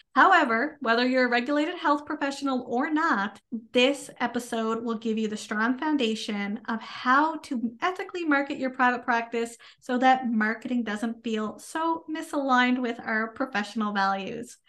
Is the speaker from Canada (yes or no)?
yes; Canada; I am a Canadian social worker